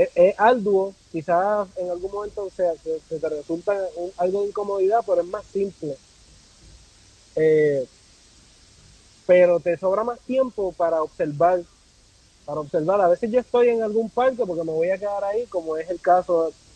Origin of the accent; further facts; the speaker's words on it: Puerto Rico; also born or lived in Pennsylvania; now in Washington, United States; yo nací en Puerto Rico